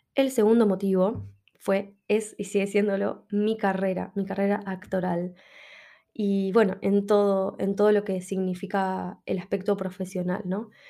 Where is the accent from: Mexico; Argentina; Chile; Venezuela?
Argentina; Buenos Aires; moved away as an adult; now in Madrid, Spain; el lugar de donde yo soy, donde la peligrosidad es inminente y constante